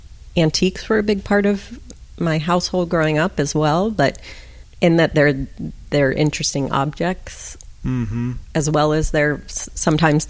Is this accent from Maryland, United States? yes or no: no; Pittsburgh, Pennsylvania, United States; I grew up in Pittsburgh, Pennsylvania